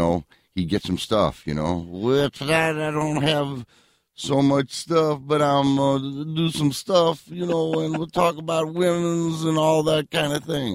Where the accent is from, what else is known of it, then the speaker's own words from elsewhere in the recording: Syracuse, New York, United States; moved away as an adult; I grew up in Syracuse, New York.